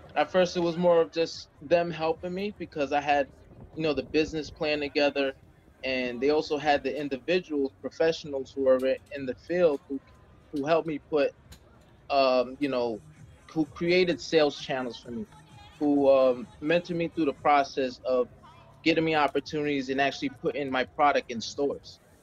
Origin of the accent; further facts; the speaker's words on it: Jersey City, New Jersey, United States; I was born and raised in Jersey City, New Jersey